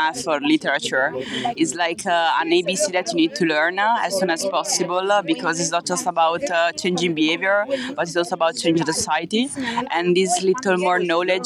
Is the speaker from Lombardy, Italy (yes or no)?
no; Piacenza, Emilia-Romagna, Italy; moved away as an adult; also born or lived in Netherlands; I'm from Piacenza in Italy